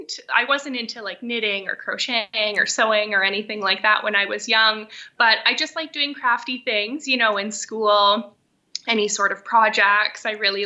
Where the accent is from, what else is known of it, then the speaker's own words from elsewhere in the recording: Thunder Bay, Ontario, Canada; I born and raised in Thunder Bay, so I've spent a lot of time outdoors, just going to the beach, out to people's camps, just being outside a lot.